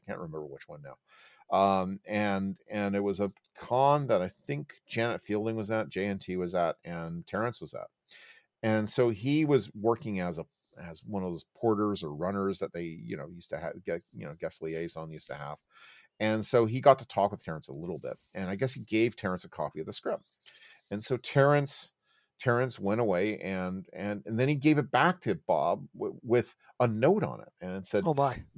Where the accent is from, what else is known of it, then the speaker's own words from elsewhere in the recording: Oakville, Ontario, Canada; I grew up in Oakville, Ontario